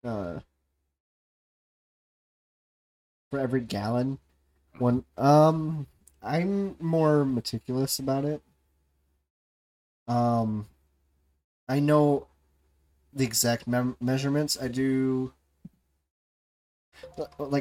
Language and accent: English; the South, United States; I'm from the South.